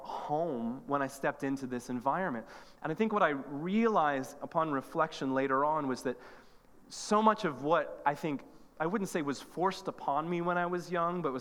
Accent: Northern Ireland, United Kingdom; moved away; I'm from Northern Ireland, and another was that I grew up in the Anglican tradition

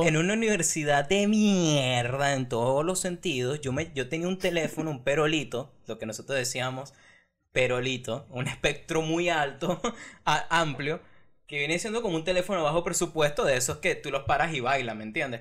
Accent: Venezuela; moved away; yo me fui hace cuatro años de Venezuela

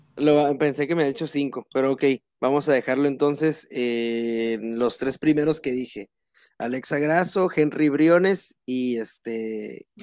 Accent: Mexico

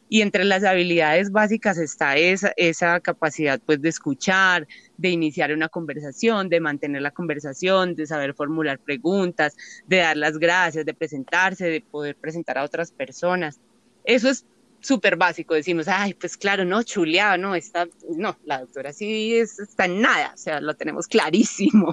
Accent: Paisa, Antioquia, Colombia; Como, como buenas paisas

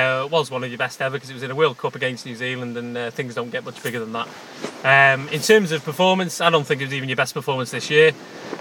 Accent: Wales, United Kingdom; I'm a Welshman.

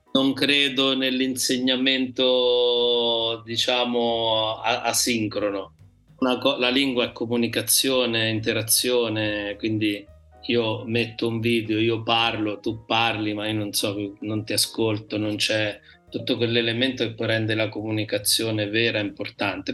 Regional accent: Marche, Italy; nel mio dialetto mi piace si dice me gusta e eh, gallina gallina come in spagnolo perché da noi

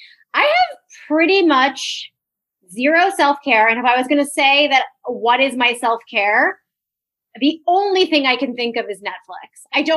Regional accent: New York, United States; I'm a New Yorker.

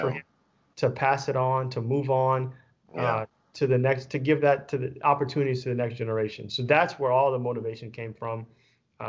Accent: Louisiana, United States; also born or lived in Texas; now in Pearland, United States; I'm coming from Louisiana

